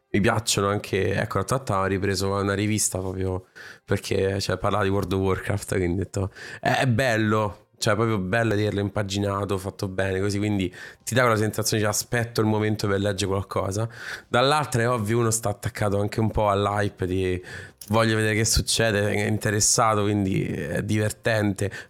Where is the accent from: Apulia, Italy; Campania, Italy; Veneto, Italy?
Campania, Italy; Naples; sono napoletano.